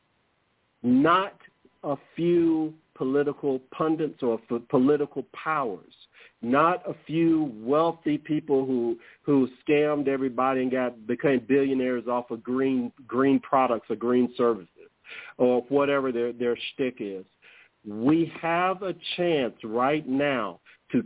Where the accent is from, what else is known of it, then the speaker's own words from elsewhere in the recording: United States; I'm from America